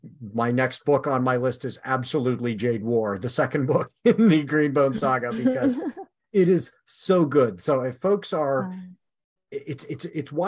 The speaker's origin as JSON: {"language": "English", "town": "San Diego", "region": "California", "country": "United States", "tie": "born or raised there", "moved": "yes", "lives_now": "Oregon, United States", "said": "I grew up in San Diego for years where it is, almost never rainy"}